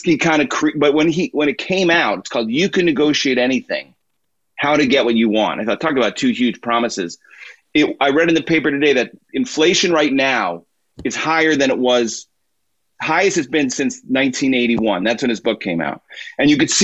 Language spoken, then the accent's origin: English; Illinois, United States; We moved into our town in Illinois